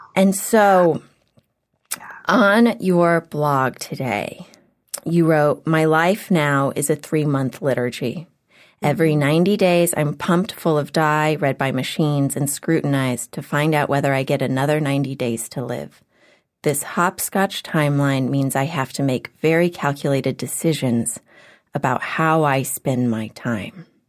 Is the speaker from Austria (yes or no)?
no; Houston, Texas, United States; now in Los Angeles, United States; I grew up in Houston